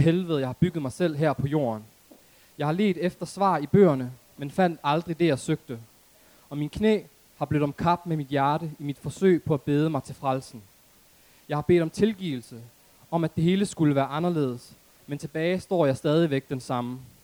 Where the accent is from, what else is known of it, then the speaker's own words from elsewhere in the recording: Aarhus, Central Denmark Region, Denmark; jeg er oprindeligt fra Aarhus Gellerupparken